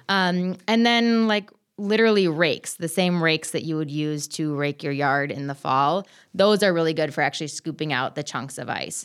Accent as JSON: {"language": "English", "region": "Minnesota", "country": "United States", "said": "I'm from Minnesota."}